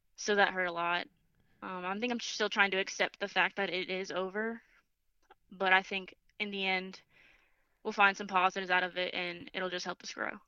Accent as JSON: {"language": "English", "town": "Boca Raton", "region": "Florida", "country": "United States", "moved": "as an adult", "said": "I'm from Boca Raton, Florida."}